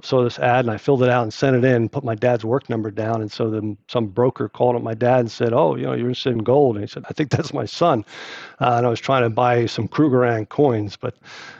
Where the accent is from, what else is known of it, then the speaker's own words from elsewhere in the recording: East Brunswick, New Jersey, United States; I grew up in New Jersey. My dad worked at Johnson & Johnson after the Navy, and he was in New Brunswick, and we lived in a town called East Brunswick